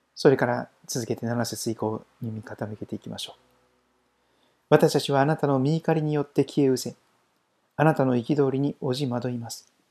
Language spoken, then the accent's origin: Japanese; Shikoku, Kochi, Japan; now in Saitama, Japan; 私、四国の高知県出身ですから